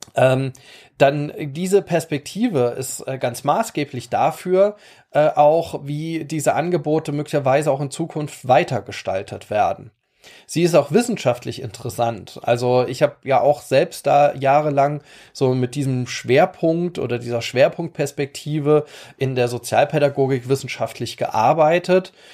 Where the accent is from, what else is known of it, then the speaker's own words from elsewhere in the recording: Rhineland-Palatinate, Germany; bei uns in der Pfalz